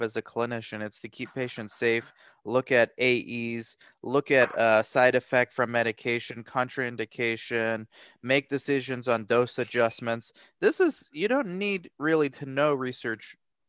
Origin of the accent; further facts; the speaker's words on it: Romania; I'm from Romania